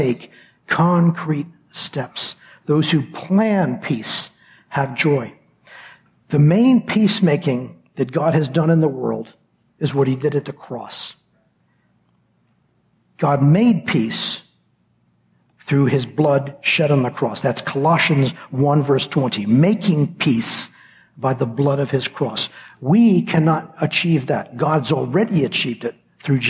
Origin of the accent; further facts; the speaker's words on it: United States; moved away; I grew up in the States